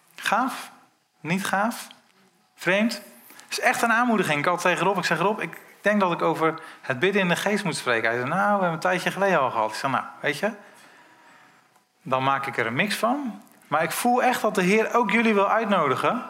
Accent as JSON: {"language": "Dutch", "country": "Netherlands", "said": "wij zijn als Nederlanders"}